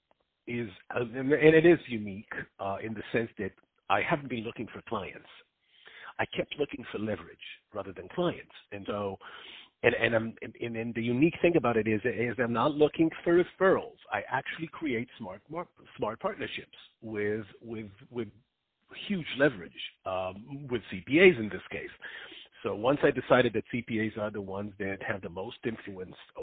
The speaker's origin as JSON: {"language": "English", "country": "Israel", "tie": "born or raised there", "moved": "yes", "said": "I grew up in Israel"}